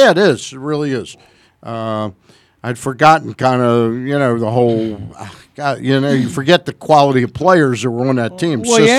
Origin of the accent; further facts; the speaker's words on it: Washington, District of Columbia, United States; I was born in 52 in Washington, D.C.